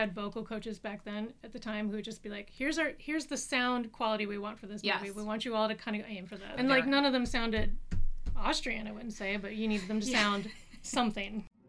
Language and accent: English; North Carolina, United States; Yeah, so I always thought, growing up in North Carolina, I always thought mid-Atlantic accent